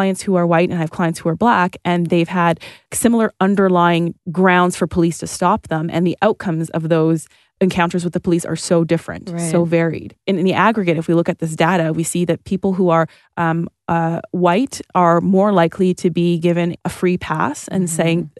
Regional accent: Toronto, Ontario, Canada; so I grew up like in Northern Toronto on the border of Scarborough and North York, Victoria Park and Sheppard.

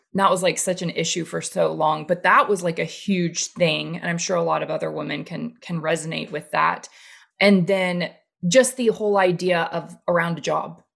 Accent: the South, United States; growing up in the South and the Bible Belt

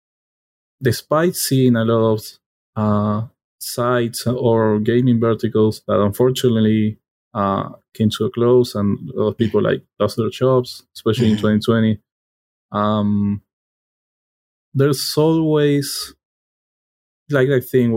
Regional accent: Argentina; first language Spanish; English is a second language; I was born in Argentina. Like my native language is Spanish, not English.

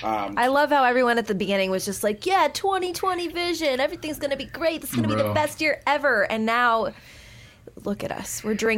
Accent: Huntington Beach, California, United States; So I grew up in Southern California. I grew up in Huntington Beach.

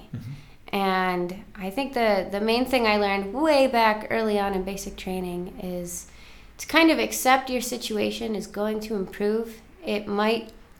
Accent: Buffalo, New York, United States; moved away as an adult; now in Seattle, United States; I'm from Buffalo, New York

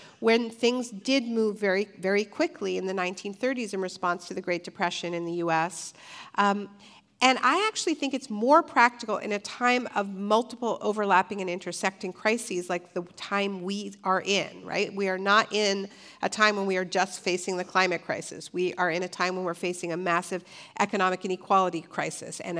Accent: Ontario, Canada; I'm from Ontario, Canada

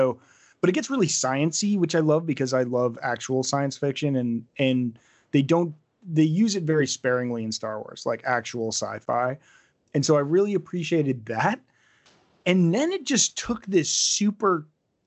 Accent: New Hampshire, United States; how I was raised in New Hampshire

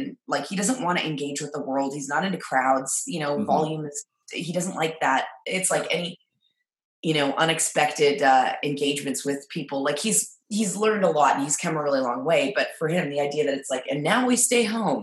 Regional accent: Halifax, Nova Scotia, Canada; I grew up in Halifax

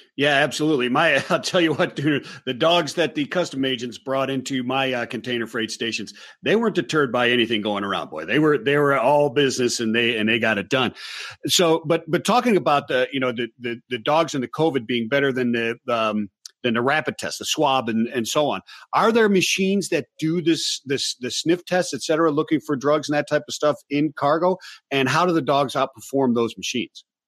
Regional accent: Cleveland, Ohio, United States; I'm from Cleveland, Ohio

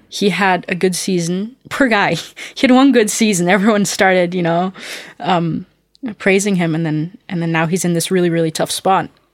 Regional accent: Austria; moved away; I'm from Austria

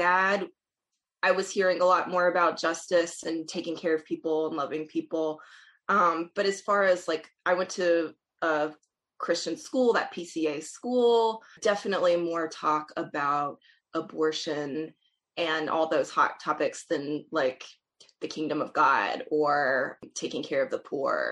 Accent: Alabama, United States; now in Stony Brook, United States; I'm originally from Alabama

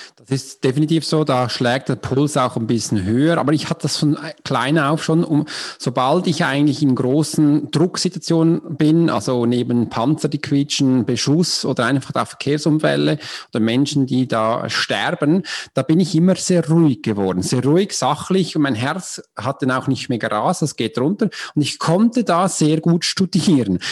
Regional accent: Switzerland; accent: Swiss; German is a second language; Du kannst mir schon anhören, ich bin Schweizer, mich ist Hochdeutsch eine Fremdsprache

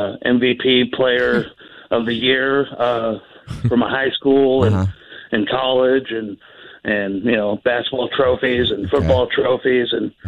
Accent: Boise, Idaho, United States; moved away; I grew up in my hometown, Boise, and I moved away.

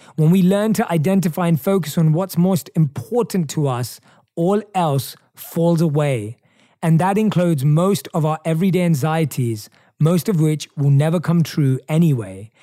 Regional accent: England, United Kingdom; moved away; In my home country of England

